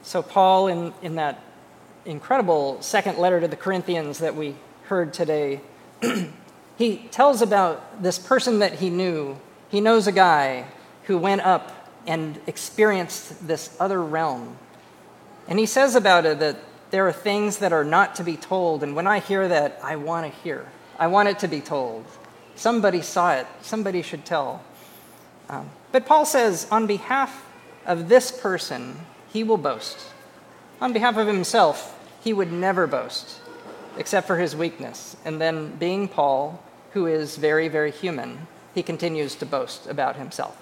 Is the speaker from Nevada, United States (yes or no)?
no; Carpinteria, California, United States; moved away; growing up in a town called Carpinteria. And so that's where I'm from. It's a small town, it's on the coast of California